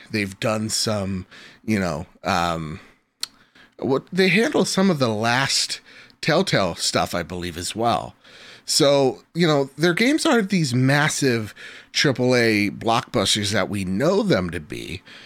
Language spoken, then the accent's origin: English; New Jersey, United States; I'm from Jersey.